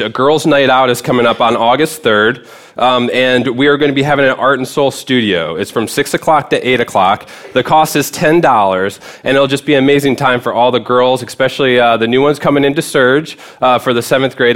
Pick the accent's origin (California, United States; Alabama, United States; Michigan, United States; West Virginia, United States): Michigan, United States; right outside of Detroit; moved away; I grew up right outside of Detroit